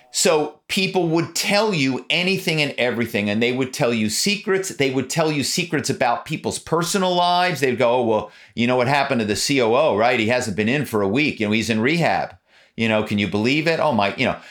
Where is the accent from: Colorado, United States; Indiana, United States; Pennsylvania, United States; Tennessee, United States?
Pennsylvania, United States; Philadelphia; now in Malibu, United States; my hometown is Philadelphia. Growing up in Philadelphia